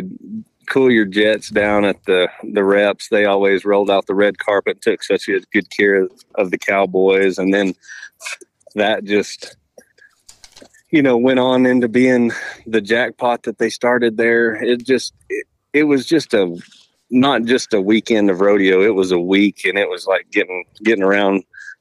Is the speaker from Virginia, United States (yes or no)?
no; Texas, United States; growing up in Texas